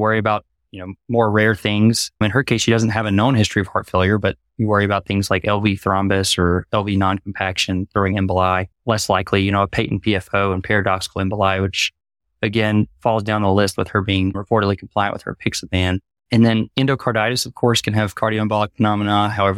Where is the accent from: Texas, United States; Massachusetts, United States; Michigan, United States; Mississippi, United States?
Mississippi, United States; Jackson; I'm from Jackson, Mississippi originally. Did my medical school training there at the University of Mississippi Medical Center